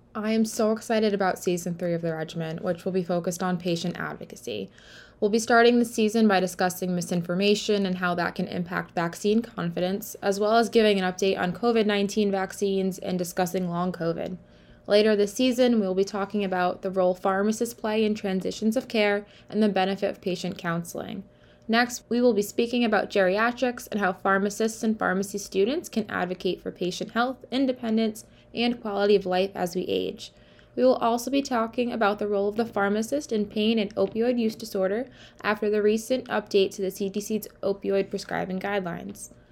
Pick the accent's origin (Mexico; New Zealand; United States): United States; North Providence, Rhode Island; I'm from Rhode Island and from North Providence.